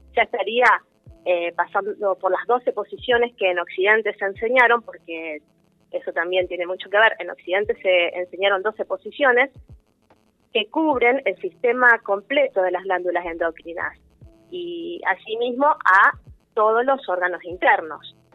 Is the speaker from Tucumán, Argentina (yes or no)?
no; Rosario, Santa Fe, Argentina; somos de Rosario